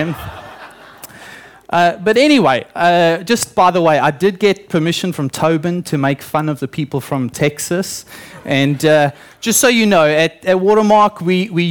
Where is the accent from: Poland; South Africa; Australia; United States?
South Africa; moved away; I grew up in South Africa, obviously, and I spent my early childhood on a banana farm.